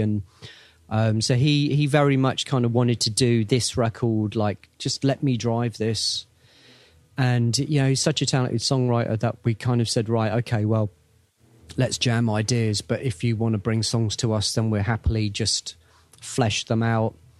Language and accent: English; England, United Kingdom; we're from England